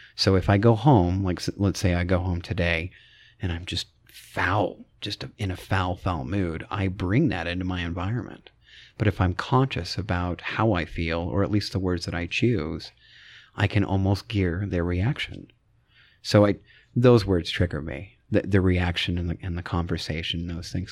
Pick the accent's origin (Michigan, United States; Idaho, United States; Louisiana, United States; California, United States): Idaho, United States; born and raised in Idaho